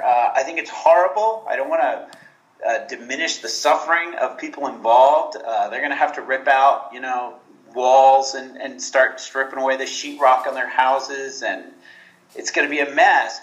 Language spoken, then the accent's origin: English; Houston, Texas, United States; moved away as an adult; now in Guatemala; I grew up in Houston